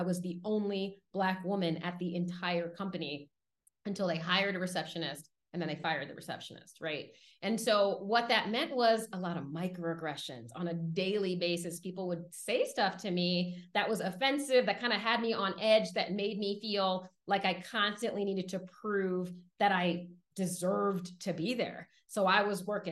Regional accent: Washington, District of Columbia, United States; So I grew up in Washington, D.C., and I grew up in a low-income, predominantly Black neighborhood

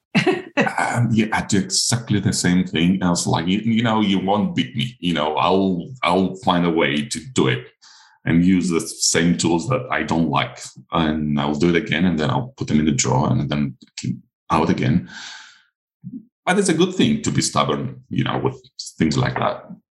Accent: Crete, Greece; first language Greek; English is a second language; My first language is not English. It's Greek

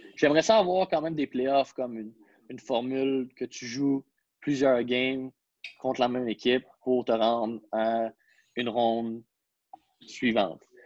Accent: Quebec, Canada; je suis un Québécois

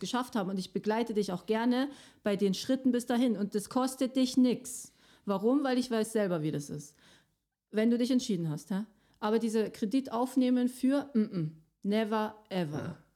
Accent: Switzerland; bei uns in der Schweiz

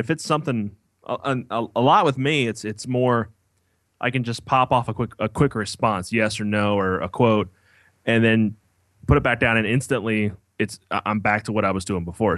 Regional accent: Kentucky, United States; moved away as an adult; now in Ohio, United States; I grew up in Kentucky.

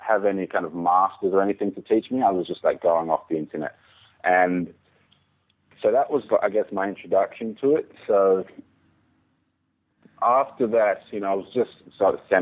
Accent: Byron Bay, New South Wales, Australia; moved away as an adult; also born or lived in Jamaica / Melbourne, Australia; now in Tasmania, Australia; growing up in Byron Bay

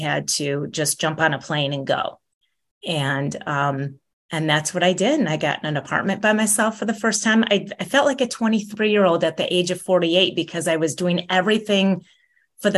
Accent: Michigan, United States; also born or lived in Chicago, Illinois; now in San Diego, United States; I grew up in Michigan, on Lake Michigan

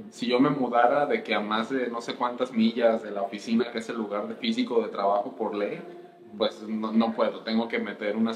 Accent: Mexico; yo también me naturalicé mexicano y de hecho me siento yo más mexicano, me siento mexicano. la mitad de mi vida pues la viví ahí, eh, yo crecí ahí en México

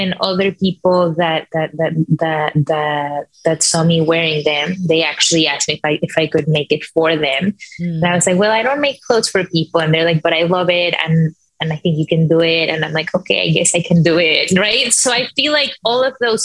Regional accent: Mexico; moved away as an adult; now in New York City, United States; I'm from Mexico

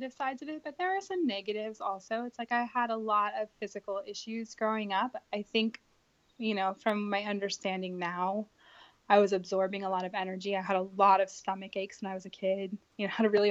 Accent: Sacramento, California, United States; I grew up in Sacramento, California

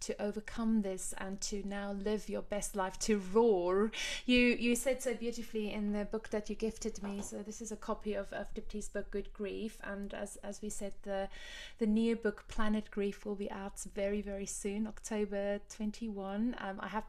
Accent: Cape Town, Western Cape, South Africa; now in London, United Kingdom; I had my same culture shock when I moved from Cape Town to London, mm-hmm. Kind of the opposite to you, in the sense that Cape Town is tiny compared to London and, you know, slower and so much more relaxed

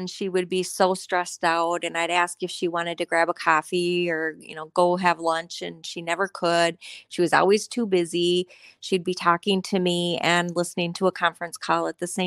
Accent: Coon Rapids, Minnesota, United States; I grew up in Coon Rapids, Minnesota. It is a suburb of north of the Twin Cities area. I lived there with my parents and my sister through high school

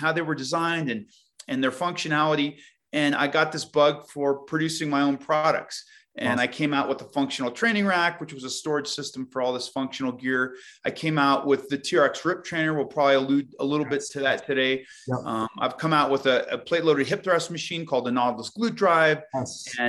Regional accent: Colorado, United States; I grew up basically in Colorado

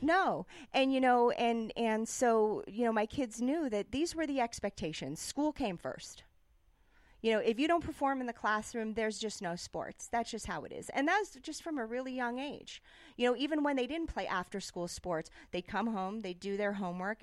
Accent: New York City, New York, United States; moved away; also born or lived in Davis, California / Barcelona; I grew up in New York City

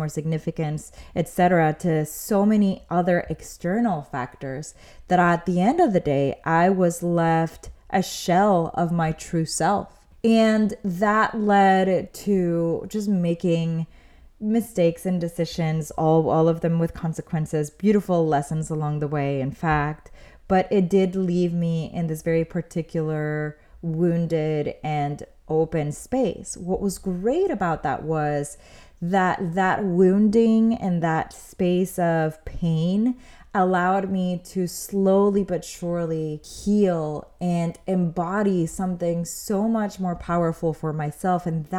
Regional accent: Mexico City, Mexico; now in United States; And that's more or less where I was when we had first moved to the United States, because I'm originally from Mexico City. So my family moves over here.

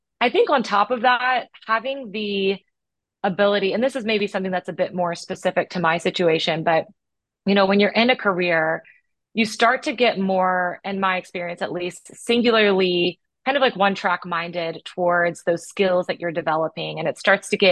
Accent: United States; growing up in America

